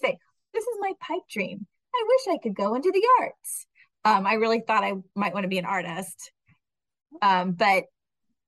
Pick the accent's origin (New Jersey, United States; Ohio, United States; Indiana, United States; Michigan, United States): Indiana, United States; now in Virginia Beach, United States; I'm from Indiana